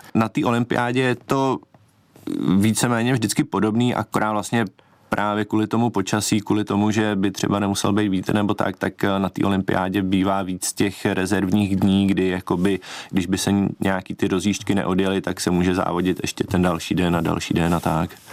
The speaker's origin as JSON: {"language": "Czech", "town": "České Budějovice", "region": "South Bohemian Region", "country": "Czechia", "tie": "born or raised there", "said": "jsem eh, z, z Českých Budějovic"}